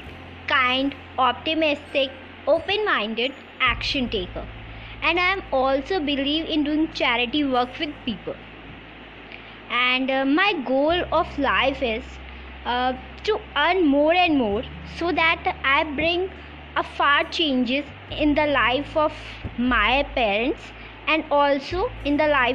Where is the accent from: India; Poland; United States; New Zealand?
India; Lucknow, Uttar Pradesh; I am from Lucknow.